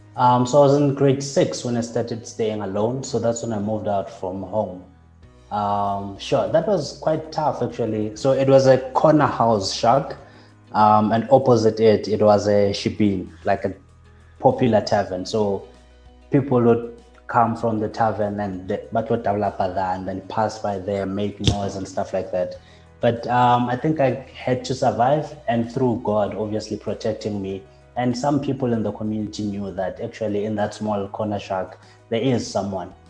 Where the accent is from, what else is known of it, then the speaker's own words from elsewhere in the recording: Katlehong, Gauteng, South Africa; I grew up in Katlehong